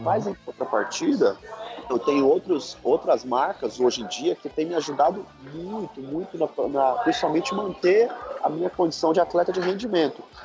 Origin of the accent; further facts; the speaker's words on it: São Paulo, Brazil; sou de São Paulo